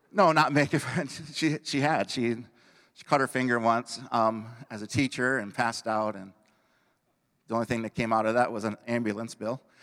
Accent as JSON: {"language": "English", "town": "Belvidere", "region": "Illinois", "country": "United States", "tie": "born or raised there", "said": "I moved back towards my hometown, administered in Belvedere, Illinois"}